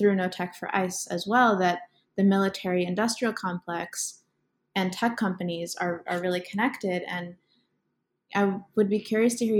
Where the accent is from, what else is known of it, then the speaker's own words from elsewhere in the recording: Gwinnett County, Georgia, United States; I'm from Gwinnett County, which is in Georgia